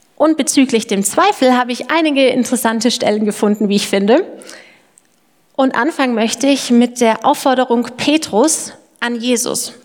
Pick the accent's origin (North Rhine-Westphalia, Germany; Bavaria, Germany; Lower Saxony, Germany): Bavaria, Germany; Lindau; moved away as an adult; also born or lived in Erlangen/Nuremberg (FAU); now in Erlangen, Germany; ich komme ursprünglich aus dem Allgäu, äh, vom Lindau am Bodensee, um genau zu sein